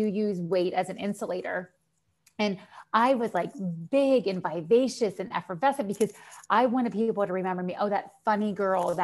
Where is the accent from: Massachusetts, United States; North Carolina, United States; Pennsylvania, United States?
Pennsylvania, United States; Western; moved away as an adult; also born or lived in Cleveland; now in Florida, United States; I was born and raised in Western Pennsylvania